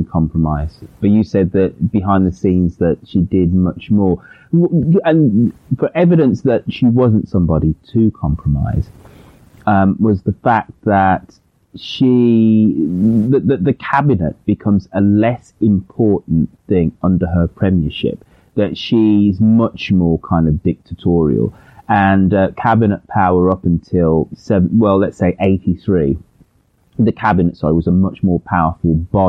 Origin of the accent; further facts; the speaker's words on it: Birmingham, West Midlands, United Kingdom; my hometown of Birmingham